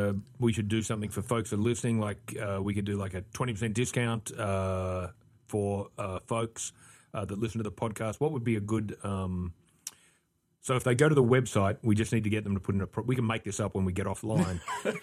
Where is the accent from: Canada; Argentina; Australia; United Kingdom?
Australia; Western Australia; I grew up in Australia, obviously in the south of Perth.